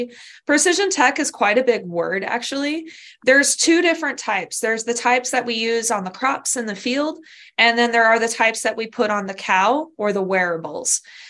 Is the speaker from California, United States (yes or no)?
yes; Southern California, United States; moved away as an adult; also born or lived in Kentucky / Madison, Wisconsin; now in Pennsylvania, United States; I'm from California, Southern California originally